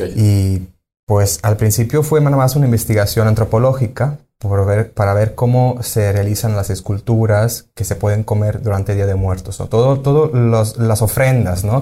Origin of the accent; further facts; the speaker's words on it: Sicily, Italy; moved away as an adult; now in Mérida, Mexico; yo soy de Sicilia